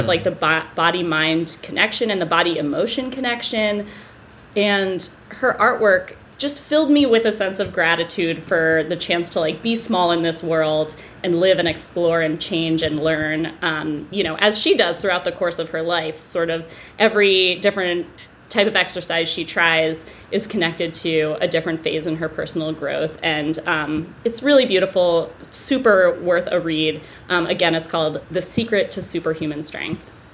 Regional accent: Bedford, New Hampshire, United States; I'm from New Hampshire, I grew up in Bedford.

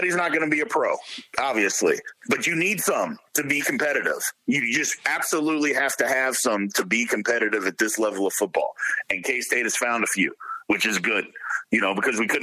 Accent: Jeffersonville, Indiana, United States; I'm from Jeffersonville, Indiana

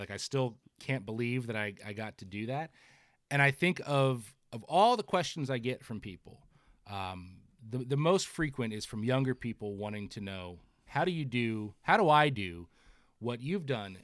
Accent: New Jersey, United States; I'm, I'm from Jersey.

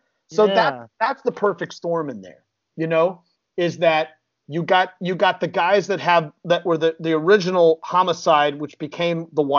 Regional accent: Chicago, Illinois, United States; I grew up in Chicago

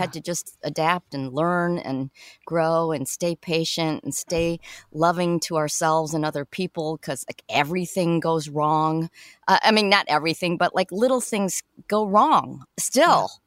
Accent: Chicago, Illinois, United States; moved away; I'm from Chicago. Originally

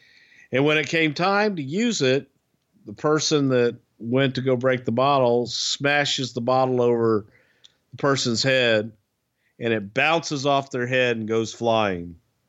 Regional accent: the South, United States; accent: Southern; That's just my Southern accent. Now you're making fun of the way I talk.

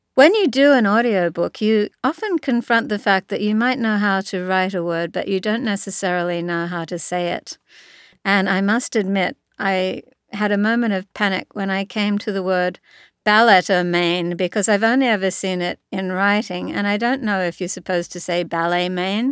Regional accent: Sydney, New South Wales, Australia; when I was a kid myself growing up in Sydney, Australia.

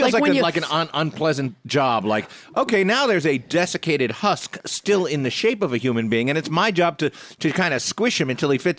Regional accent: Long Island, New York, United States; when I was growing up on Long Island, New York

